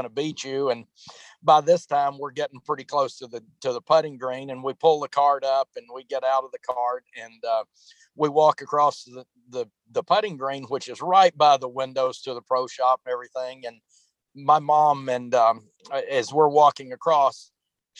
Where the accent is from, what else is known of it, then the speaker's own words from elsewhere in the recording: Teague, Texas, United States; I grew up in a tiny town, Teague, Texas